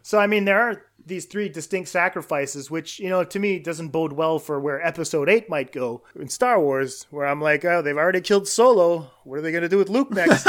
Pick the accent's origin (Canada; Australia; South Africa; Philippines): Canada; I'm Canadian